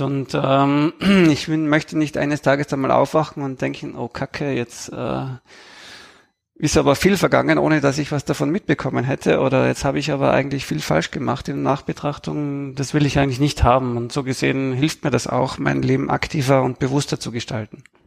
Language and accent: German; Tyrol, Austria; accent: Tyrolean; ich spreche Tirolerisch, Österreichisch